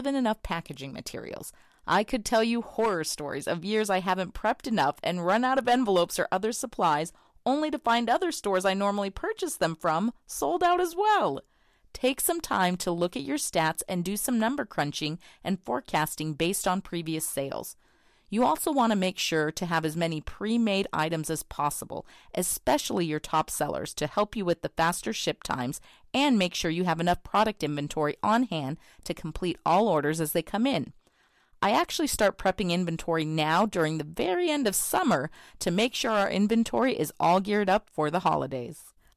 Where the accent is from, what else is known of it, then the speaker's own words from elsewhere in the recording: Bentonville, Arkansas, United States; I'm from Bentonville, Arkansas